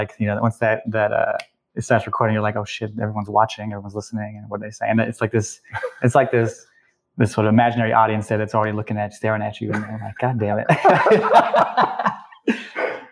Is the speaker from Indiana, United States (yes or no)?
no; Oakland, California, United States; also born or lived in Fresno, California; I grew up in Oakland, in the hood